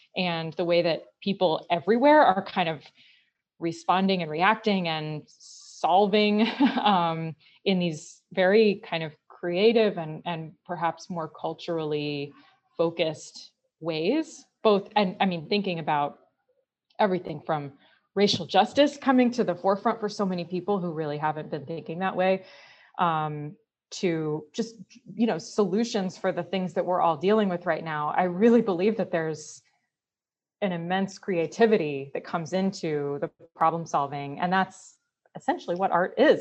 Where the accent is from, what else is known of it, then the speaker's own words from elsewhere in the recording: Connecticut, United States; moved away as an adult; growing up here